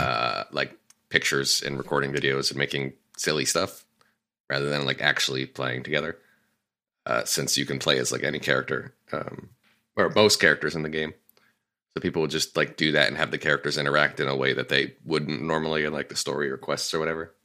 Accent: Connecticut, United States; moved away as an adult; now in Los Angeles, United States; I moved away from Connecticut after college

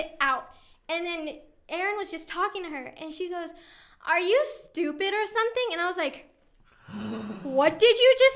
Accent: Kansas City, Missouri, United States; moved away as an adult; now in California, United States; growing up in Kansas City, it's a huge sports, like, city

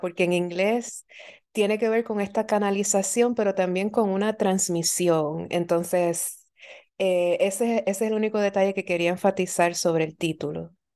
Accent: Puerto Rico; now in Philadelphia, United States; yo nací y crecí en Puerto Rico

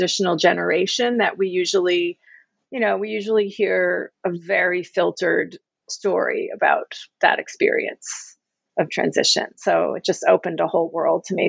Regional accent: United States; I'm an American

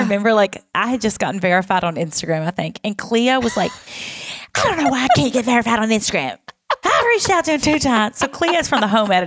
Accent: the South, United States; I am also from the South

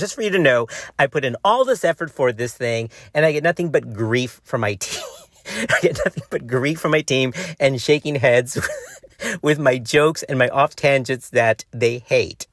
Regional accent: Texas, United States

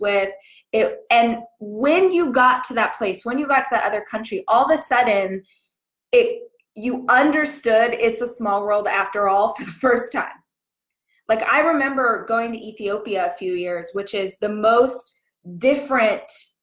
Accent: Southern California, United States; moved away as an adult; also born or lived in Los Angeles, United States; now in Austin, United States; I'm born and raised in Southern Cali

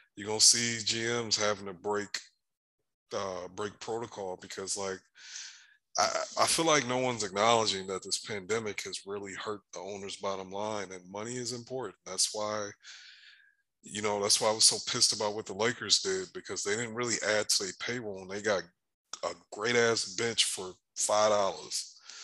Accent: Michigan, United States; I was born in Michigan

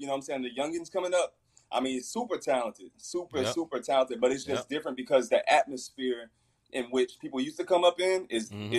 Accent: Fort Worth, Texas, United States; I'm from Fort Worth

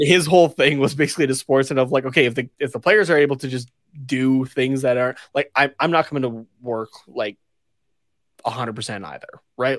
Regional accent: Canada; as a Canadian like, growing up

